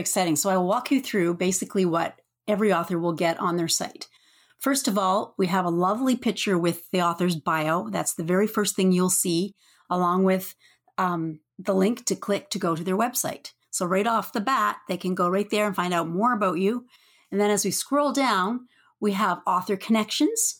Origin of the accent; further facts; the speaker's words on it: Canada; I'm from snowy Canada